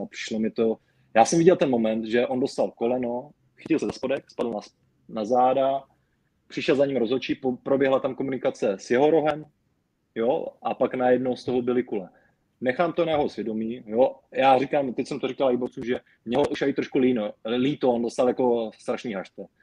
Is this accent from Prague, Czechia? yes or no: no; Brno, South Moravian Region, Czechia; u nás v Brně